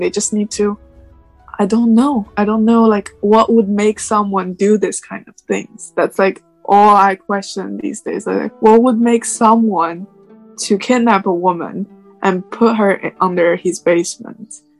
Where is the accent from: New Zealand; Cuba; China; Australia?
China; moved away as an adult; also born or lived in Suzhou, China; now in United States; I am Chinese and I am not American. I'm just living in the States